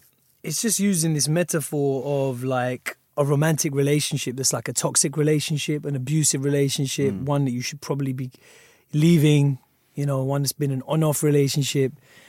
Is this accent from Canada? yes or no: no; United Kingdom; as a British person, as a British person of colour.